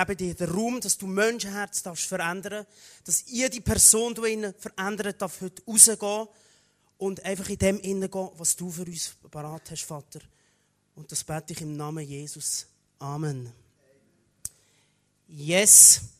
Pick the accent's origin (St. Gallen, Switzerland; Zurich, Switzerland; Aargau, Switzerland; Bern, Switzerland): Aargau, Switzerland; ursprünglich komme ich vom, vom Aargau, genau, nur kurz. Ein Aargauer bin ich.